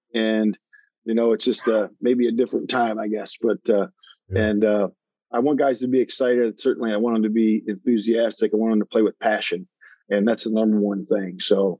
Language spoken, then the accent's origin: English; Lake Erie, United States; I grew up fishing on Lake Erie with my dad. So, and I spent about 12 years of my life out there on Lake Erie fishing for walleye.